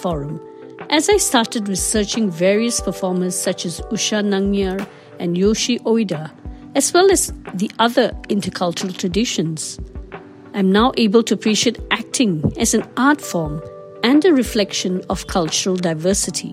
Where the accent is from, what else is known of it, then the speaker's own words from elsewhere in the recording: Singapore; Growing up in Singapore, my parents made it a point to maintain our Kerala heritage